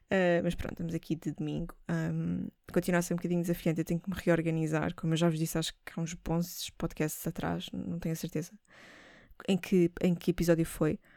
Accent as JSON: {"language": "Portuguese", "country": "Portugal", "said": "nós uh, somos portugueses"}